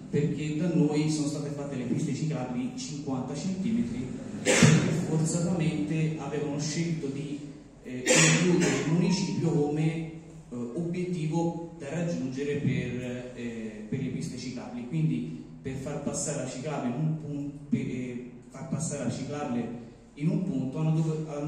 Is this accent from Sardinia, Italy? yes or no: no; Borgo San Lorenzo, Tuscany, Italy; non sono di Calenzano, mi è stato segnalato questo evento e eh, sono del, del Mugello, per la precisione Borgo San